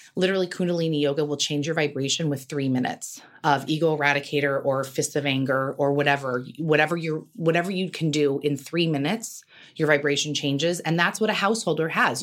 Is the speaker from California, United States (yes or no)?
yes; Carmel, California, United States; also born or lived in New York; now in Los Angeles, United States; I grew up in Carmel